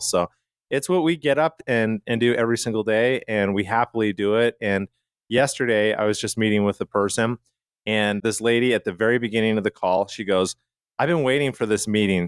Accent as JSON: {"language": "English", "town": "Calgary", "region": "Alberta", "country": "Canada", "tie": "born or raised there", "said": "where I grew up in Calgary, Canada, a lot of the homes were, like, bungalows"}